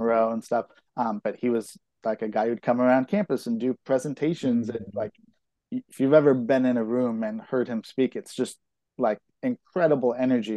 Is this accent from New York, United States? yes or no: no; Concord, California, United States; I grew up in in Concord, which is kind of like the far side of the East Bay.